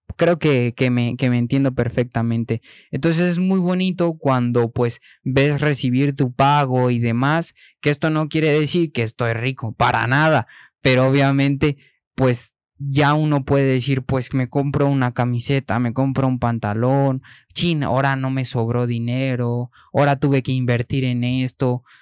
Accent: Mexico; moved away; also born or lived in Spain; siendo mexicano

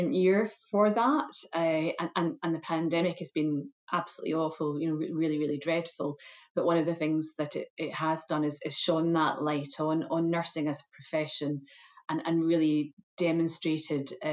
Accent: Scotland, United Kingdom; moved away as an adult; also born or lived in England; I've been working in England for many years, but I am Scottish trained, educated, and have worked in Scotland for many years too, and was very keen to return.

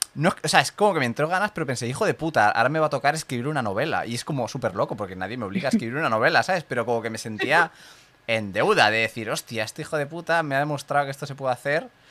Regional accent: Catalonia, Spain; aquí en Cataluña que tenemos lo de San Jordi

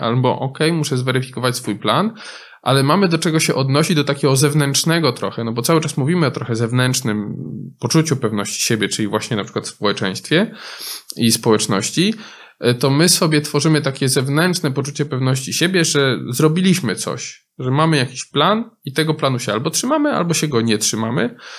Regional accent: Poland; W innych częściach Polski, z których ja pochodzę z innych części Polski

